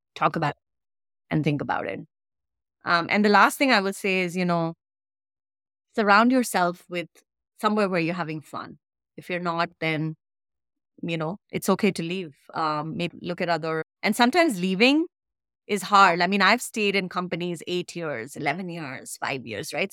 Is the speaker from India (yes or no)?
yes; India; moved away as an adult; I came straight from India, never studied, never worked here, right? Straight to grad school and started working in a new country